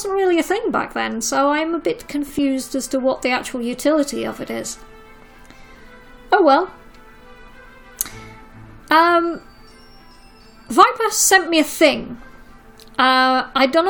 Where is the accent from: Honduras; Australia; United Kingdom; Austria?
United Kingdom; being British